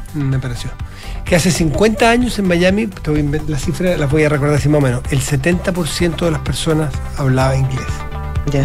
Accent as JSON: {"language": "Spanish", "town": "San Felipe", "region": "Valparaíso", "country": "Chile", "tie": "born or raised there", "moved": "yes", "said": "en mi tierra"}